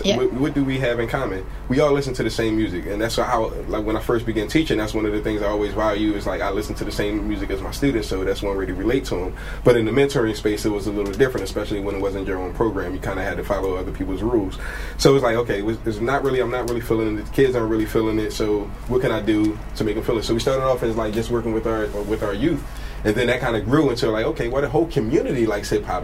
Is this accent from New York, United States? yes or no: no; Philadelphia, Pennsylvania, United States; also born or lived in Milwaukee; I was born in North Philadelphia, um, but I was raised in up a place called Uptown